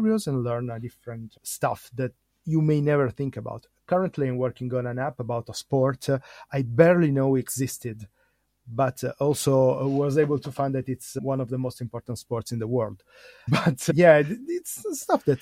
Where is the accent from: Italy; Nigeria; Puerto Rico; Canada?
Italy; I'm from Italy.